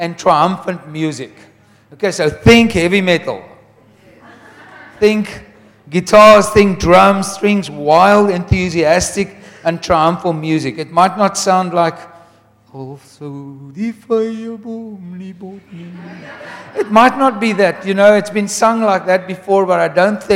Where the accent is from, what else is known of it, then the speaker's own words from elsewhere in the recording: Wellington, Western Cape, South Africa; we come from Wellington where Andrew Murray lived